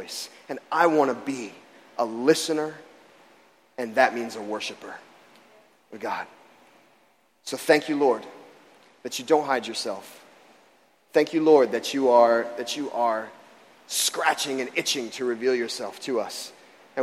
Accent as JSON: {"language": "English", "region": "Florida", "country": "United States", "tie": "born or raised there", "moved": "yes", "said": "I grew up in Florida"}